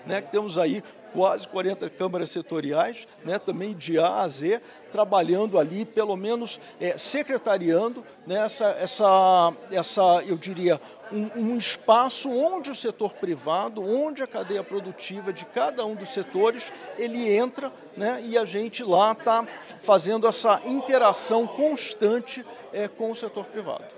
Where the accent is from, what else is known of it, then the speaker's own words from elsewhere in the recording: Rio de Janeiro, Brazil; accent: carioca; moved away; also born or lived in Viçosa / Piracicaba; eu sou carioca, né? O uhum. sotaque não nega